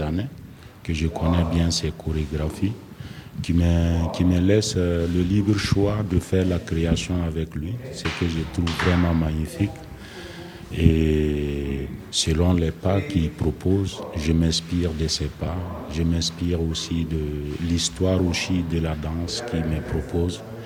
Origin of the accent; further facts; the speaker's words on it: Burkina Faso; je viens du Burkina Faso